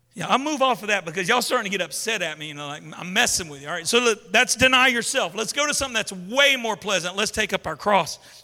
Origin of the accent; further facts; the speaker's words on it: Baton Rouge, Louisiana, United States; I grew up in Zion City in Baton Rouge.